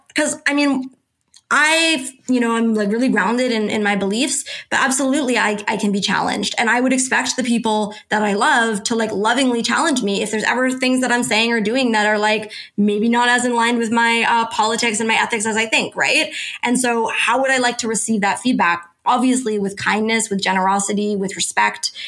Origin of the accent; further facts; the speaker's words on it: Canada; I'm Canadian